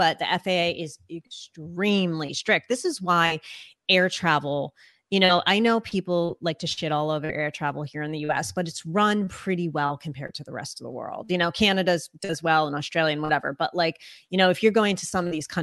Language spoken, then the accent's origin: English; United States; first language English; I'm American. English is my first language